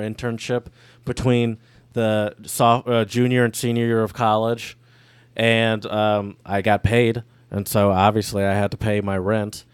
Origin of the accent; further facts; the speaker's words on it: Midwest, United States; we're from the Midwest